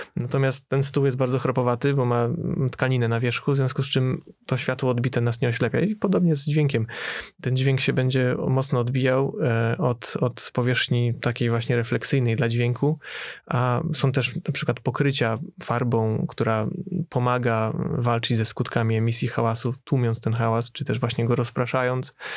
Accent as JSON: {"language": "Polish", "town": "Poznań", "region": "Greater Poland", "country": "Poland", "said": "u nas w Poznaniu"}